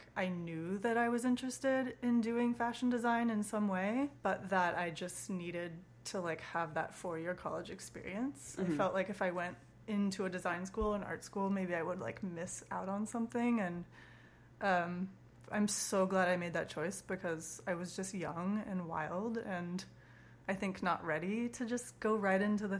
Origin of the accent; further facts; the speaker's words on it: Portland, Oregon, United States; moved away as an adult; also born or lived in Missoula; I was born in Portland, Oregon.